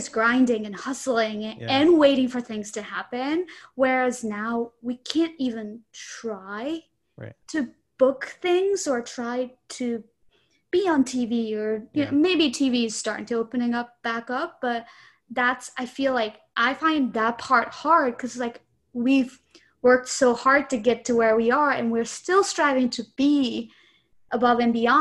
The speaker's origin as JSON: {"language": "English", "country": "Japan", "tie": "born or raised there", "moved": "yes", "lives_now": "United States", "said": "I was born and raised in Japan"}